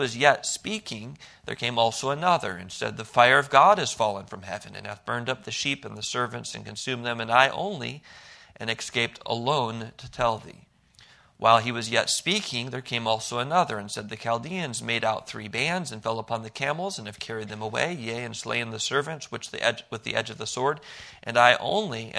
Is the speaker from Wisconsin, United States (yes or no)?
yes; Milwaukee, Wisconsin, United States; moved away; I grew up in Milwaukee, Wisconsin